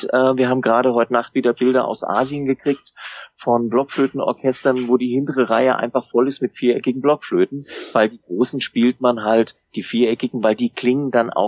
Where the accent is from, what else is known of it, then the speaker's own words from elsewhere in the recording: Baden-Württemberg, Germany; wenn wir nicht huddeln wollen, um das mal als Schwabe zu sagen